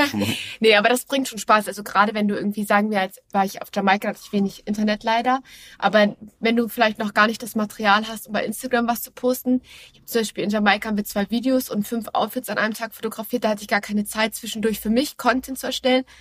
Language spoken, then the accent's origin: German; Hamburg, Germany; Ich bin zwar gebürtige Hamburgerin, aber ich habe mich mit der Hamburger Mentalität und dem Wetter nie komplett identifiziert